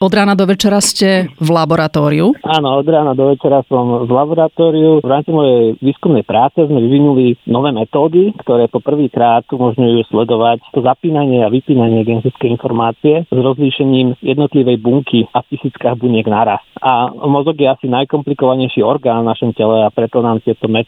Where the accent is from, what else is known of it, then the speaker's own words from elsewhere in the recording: Dolany, western Slovakia, Slovakia; moved away as an adult; also born or lived in Bratislava, Slovakia / Brno, Czech Republic; now in Stockholm, Sweden; pochádzam z dediny Dolany na západnom Slovensku.